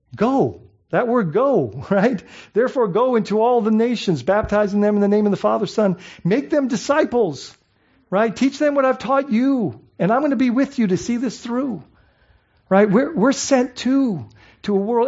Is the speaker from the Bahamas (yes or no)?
yes; Bahamas; now in United States; I grew up in the Bahamas, so coming to the States was exciting